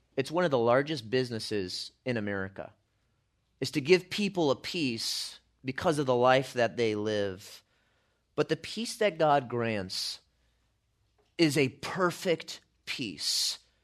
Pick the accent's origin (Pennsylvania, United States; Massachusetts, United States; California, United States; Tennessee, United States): California, United States; I'm from California